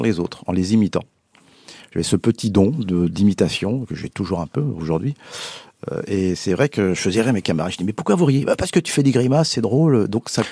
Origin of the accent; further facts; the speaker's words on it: Paris, Île-de-France, France; je suis un vrai parisien gauche. Mais oui. même prendre l'accent de Belleville